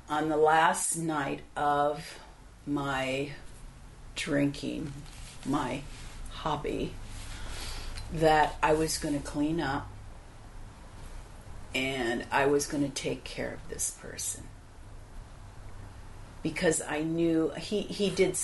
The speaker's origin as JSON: {"language": "English", "region": "Midwest", "country": "United States", "tie": "born or raised there", "said": "I have a Polish-German background from both parents, and I was born in the Midwest"}